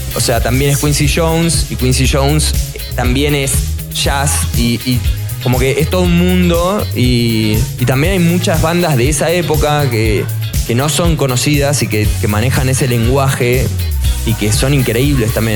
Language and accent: Spanish; Argentina; moved away as an adult; now in Mexico City, Mexico; somos argentinos